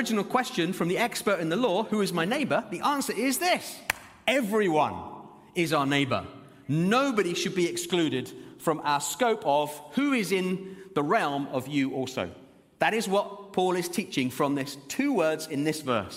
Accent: Zimbabwe; now in Birmingham, United Kingdom; I was born in Zimbabwe

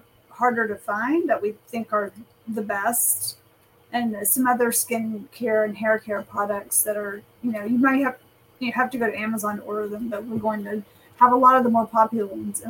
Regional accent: West Texas, United States; also born or lived in Dallas, Texas / Chicago, Illinois; I'm a West Texas girl

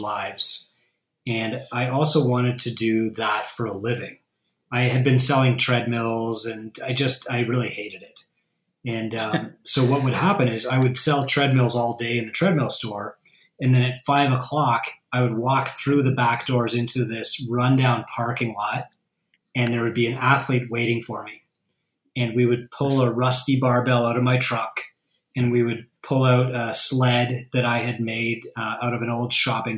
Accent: Canada; also born or lived in United States; I'm from Canada

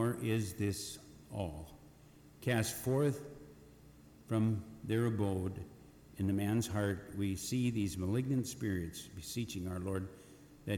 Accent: Eagle Bend, Minnesota, United States; Currently in my hometown Eagle Bend, Minnesota, Minnesota, Todd County, Wadena County

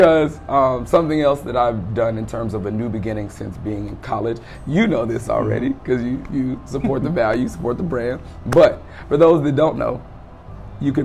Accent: Prairieville, Louisiana, United States; moved away as an adult; now in Atlanta, United States; I'm from Prairieville, Louisiana, which is about 8 hours away from where we are right now.

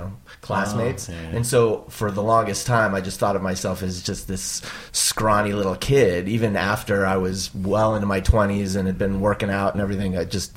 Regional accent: Tucson, Arizona, United States; So I grew up in Tucson

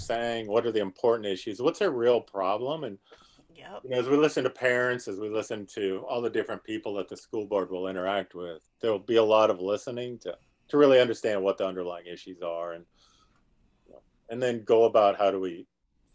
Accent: South Dakota, United States; moved away as an adult; now in Stafford County, Virginia, United States; I grew up in South Dakota

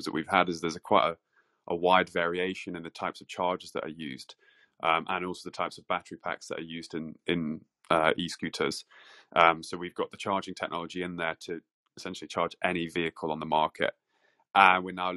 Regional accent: Manchester, North West England, United Kingdom; moved away as an adult; now in London, United Kingdom; I'm originally from Manchester, actually. I don't know if you can tell from the accent or not, but I studied in Manchester and then moved down to London for uni.

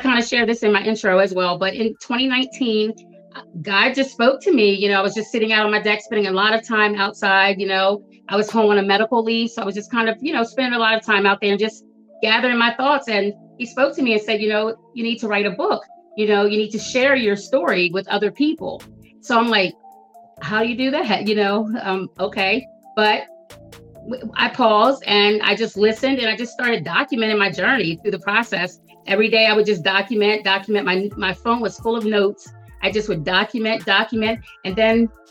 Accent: Delaware, United States; I'm from Delaware. I've spent most of my life in Delaware, 20 plus years in Newcastle County of Delaware.

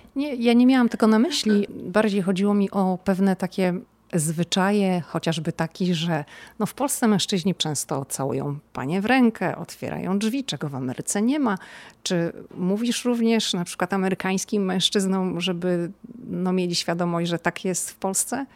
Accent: Poland; now in United States; jestem z Polski

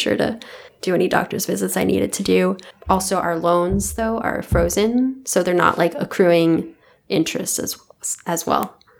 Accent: California, United States; moved away; I'm originally from California

